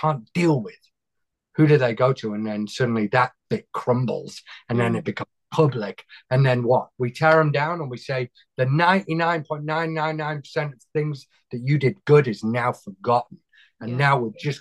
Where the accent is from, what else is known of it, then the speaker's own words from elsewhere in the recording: United Kingdom; accent: British; I know it's my accent, isn't it? It's what you guys would have sounded like if you didn't chuck us out of the country.